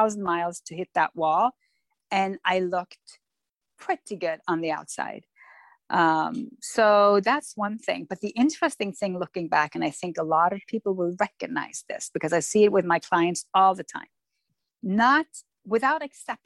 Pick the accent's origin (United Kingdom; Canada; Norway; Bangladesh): Norway; also born or lived in Florida; I'm born and raised in Norway